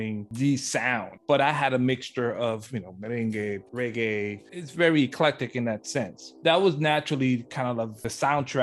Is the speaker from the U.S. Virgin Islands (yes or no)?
yes; St. Croix, U.S. Virgin Islands; now in Los Angeles, United States; I'm from the small little island of St. Croix, of part of the U.S. Virgin Islands.